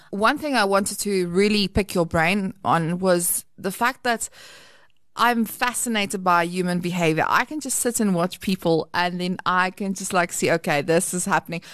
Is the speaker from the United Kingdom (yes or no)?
no; South Africa; we, we operate as an English country